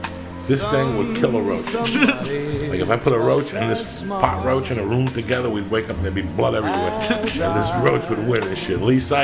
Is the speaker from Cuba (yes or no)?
yes; Cuba; now in United States; when I came from Cuba on the raft